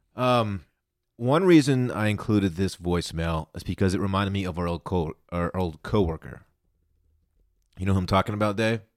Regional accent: Texas, United States; I'm from Texas

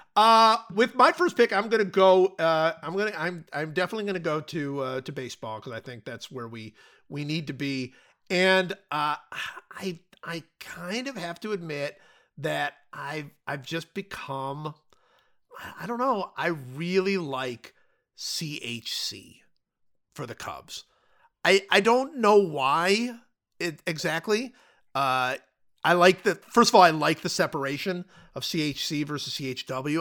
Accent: United States; as an American

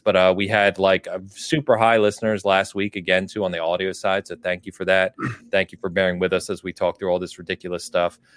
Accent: California, United States; I'm from California, and my family's in California

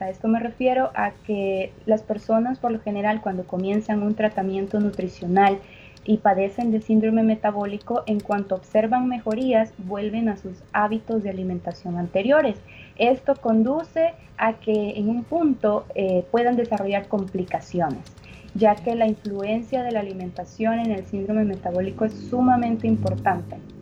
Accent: El Salvador; nosotros como salvadoreños

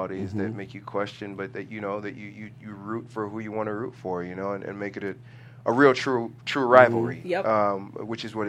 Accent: Nigeria; being a Nigerian man

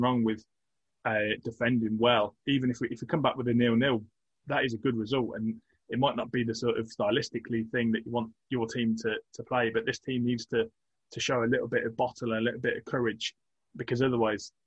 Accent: England, United Kingdom; as an Englishman

